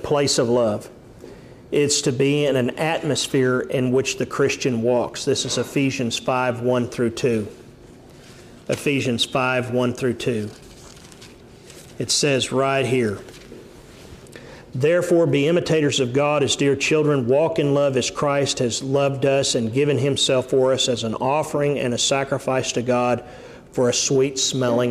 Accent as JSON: {"language": "English", "country": "United States"}